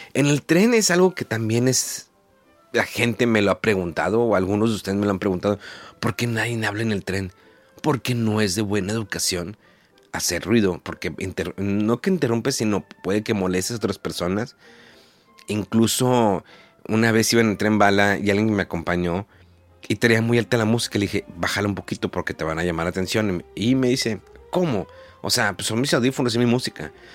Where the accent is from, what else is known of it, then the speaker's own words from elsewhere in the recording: Mexico; moved away as an adult; now in Japan; soy de México